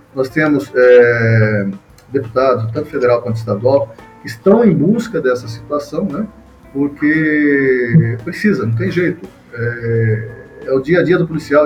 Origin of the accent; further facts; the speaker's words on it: Mogi das Cruzes, São Paulo, Brazil; eu sou de Mogi das Cruzes, estou morando em Mogi das Cruzes